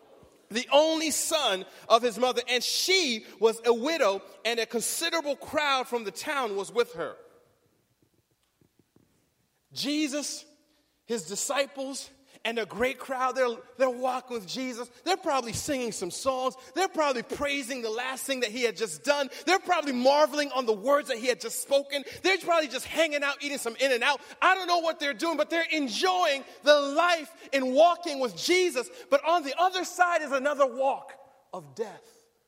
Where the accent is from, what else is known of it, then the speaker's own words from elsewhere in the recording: Riverside, California, United States; And I'll say, I'm from Riverside. And they're like, what? What's there? Where's that? Oh, it's in California.